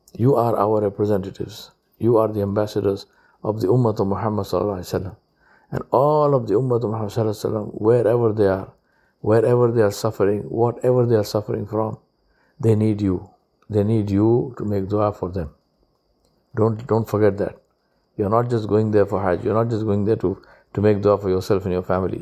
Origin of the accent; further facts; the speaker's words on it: Hyderabad, Telangana, India; I'm from Hyderabad